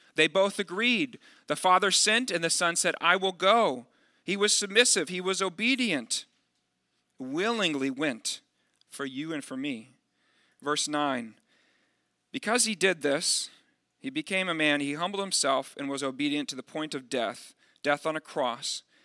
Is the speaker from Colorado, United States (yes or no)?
no; Dallas, Texas, United States; moved away; also born or lived in Midwest; I'm from the Dallas area